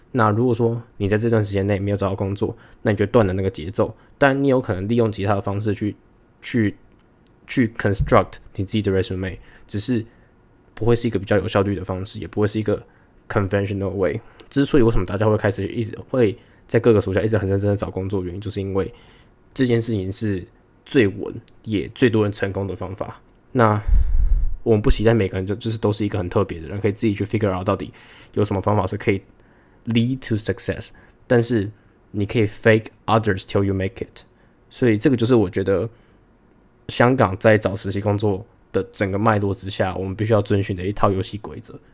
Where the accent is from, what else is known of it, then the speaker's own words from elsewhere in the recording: Taiwan; accent: authentic Taiwanese; moved away as an adult; also born or lived in Hong Kong / Singapore; 而且再加上我自己觉得我的口音也算是很，很authentic台湾的那种感觉